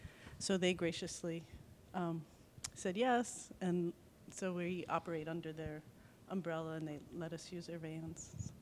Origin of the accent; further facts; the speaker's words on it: Minneapolis, Minnesota, United States; now in Darrington, United States; I grew up in Minneapolis, Minnesota.